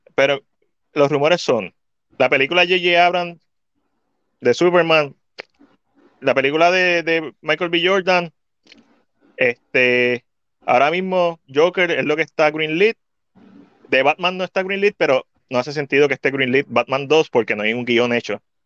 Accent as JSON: {"language": "Spanish", "country": "Puerto Rico", "said": "nosotros como puertorriqueños"}